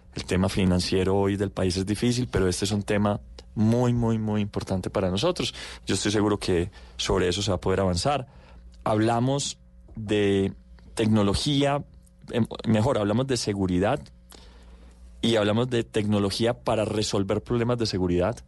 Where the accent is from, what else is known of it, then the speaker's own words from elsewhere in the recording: Medellín, Antioquia, Colombia; also born or lived in United States; Yo nací en Campo Valdés, crecí en el Tricentenario